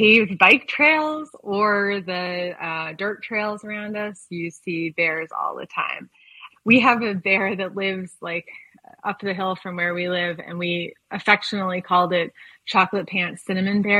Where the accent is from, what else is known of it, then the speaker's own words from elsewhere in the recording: East Coast, United States; also born or lived in California / Seattle; now in Colorado, United States; I grew up originally on the East Coast and logged a lot of road miles there